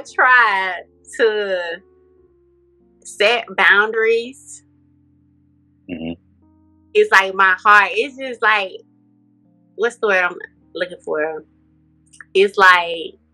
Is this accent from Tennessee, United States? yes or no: yes; Memphis, Tennessee, United States; moved away; I'm from Memphis, Tennessee, originally